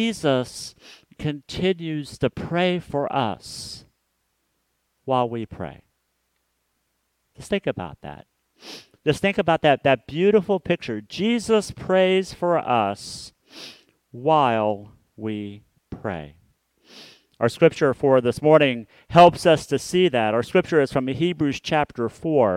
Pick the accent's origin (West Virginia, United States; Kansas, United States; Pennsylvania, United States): Kansas, United States; Hutchinson; also born or lived in Wichita, Kansas; I grew up in Hutchinson, Kansas, which is a town that is 45 minutes northwest of Wichita, Kansas.